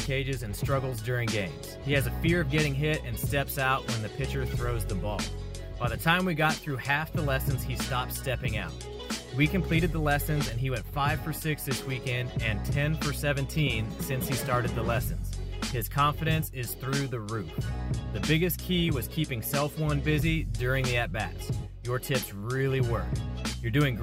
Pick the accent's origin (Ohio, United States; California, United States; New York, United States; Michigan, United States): California, United States; Chowchilla; now in Fort Worth, United States; I'm in Fort Worth, Texas now, but I grew up in the Fresno area, Chowchilla to be specific